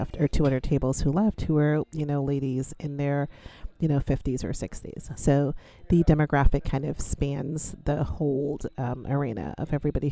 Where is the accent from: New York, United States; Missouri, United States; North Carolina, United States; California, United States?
New York, United States; I grew up in New York. I was in high school in New York. I went to high school in Brooklyn